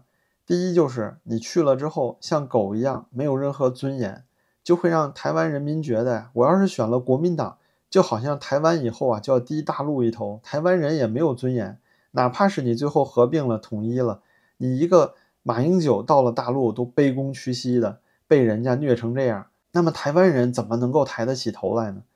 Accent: China; 我是大陆人，我支持两岸统一啊。

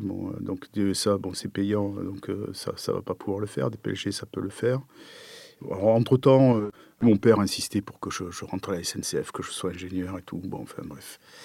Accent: Pompey, Grand Est, France; moved away; je suis né à côté de Nancy, à Pompée.

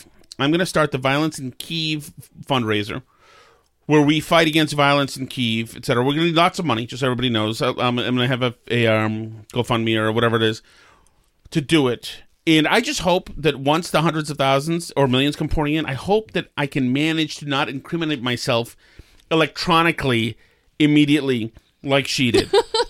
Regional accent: Winchester, Massachusetts, United States; I grew up in Winchester, Massachusetts.

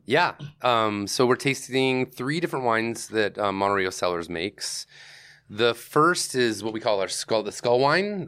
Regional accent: Greece, New York, United States; I grew up in Greece, New York

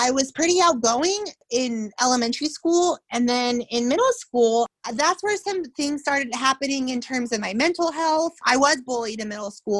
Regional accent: Tulsa, Oklahoma, United States; I grew up in Tulsa, Oklahoma.

